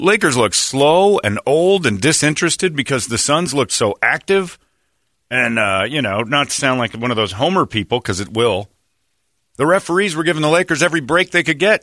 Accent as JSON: {"language": "English", "area": "East Valley, Phoenix", "region": "Arizona", "country": "United States", "tie": "born or raised there", "said": "Brett and I both grew up in the East Valley"}